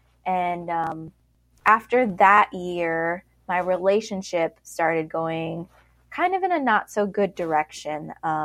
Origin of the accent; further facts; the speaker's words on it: Colorado Springs, Colorado, United States; now in Charleston, United States; I'm originally from Colorado Springs. I currently live in Charleston, South Carolina because my husband is Air Force and we are currently stationed here.